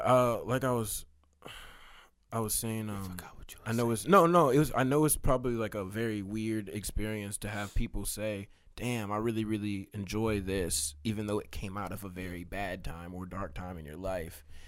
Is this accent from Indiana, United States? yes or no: no; Katy, Texas, United States; also born or lived in Austin, Texas; I was born in Austin, and I lived there until I was five, and then I moved to Katy